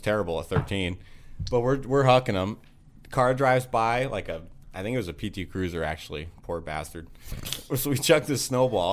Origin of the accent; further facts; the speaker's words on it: Wisconsin, United States; my next door neighbor growing up in Wisconsin